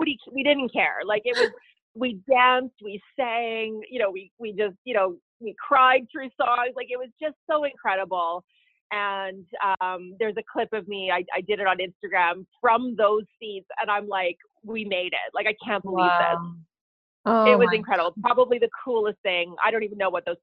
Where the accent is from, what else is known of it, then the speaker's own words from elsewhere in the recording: Ottawa, Ontario, Canada; also born or lived in Sudbury, Ontario; I was about 6, and I grew up in Ottawa